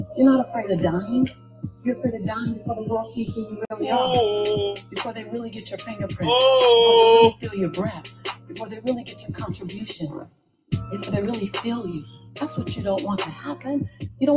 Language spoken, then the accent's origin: English; Los Angeles, California, United States; born and raised in South Central